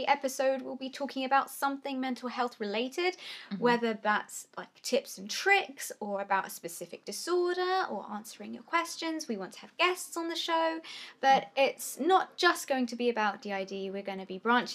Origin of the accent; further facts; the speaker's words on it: England, United Kingdom; we're English from Britain